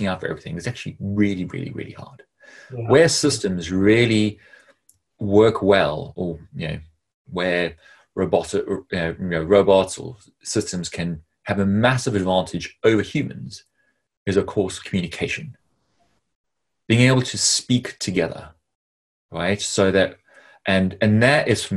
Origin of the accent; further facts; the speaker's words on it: South Africa; growing up in South Africa